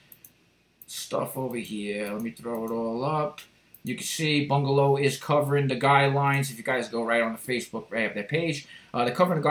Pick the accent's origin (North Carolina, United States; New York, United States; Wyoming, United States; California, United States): New York, United States; New York City; my hometown, Rockaway